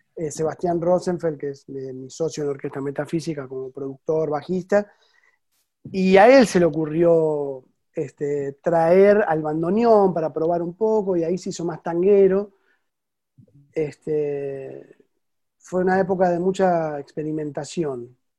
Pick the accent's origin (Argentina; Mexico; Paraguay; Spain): Argentina; Buenos Aires; moved away as an adult; now in France; yo soy porteño